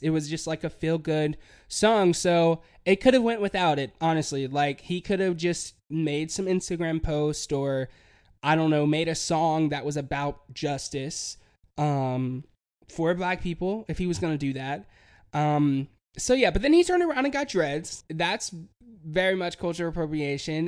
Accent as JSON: {"language": "English", "town": "Hickory", "region": "North Carolina", "country": "United States", "tie": "born or raised there", "moved": "as an adult", "said": "I'm from Hickory, and I always, you know, I grew up there"}